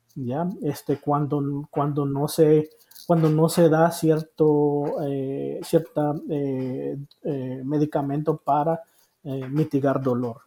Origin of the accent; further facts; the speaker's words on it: Honduras; moved away as an adult; also born or lived in Costa Rica; now in United States; yo soy hondureño ah, por nacimiento